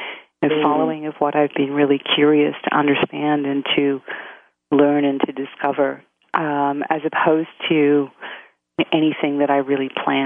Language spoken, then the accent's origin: English; Australia; I grew up in Australia. And but my father was Maltese.